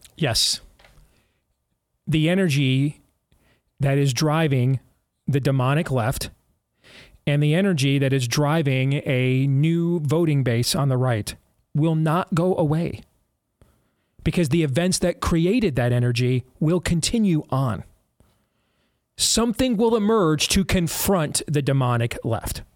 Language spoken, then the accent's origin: English; Michigan, United States; I grew up in Michigan